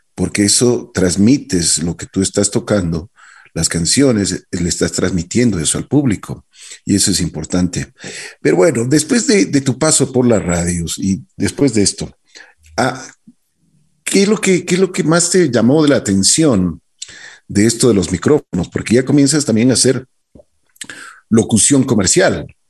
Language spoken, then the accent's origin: Spanish; Ecuador